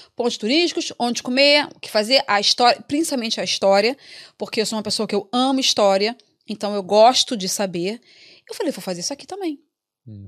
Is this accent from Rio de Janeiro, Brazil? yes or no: yes; Rio de Janeiro, Brazil; moved away as an adult; now in Dublin, Ireland; eu vim do Rio de Janeiro, capital, cheio de coisa para fazer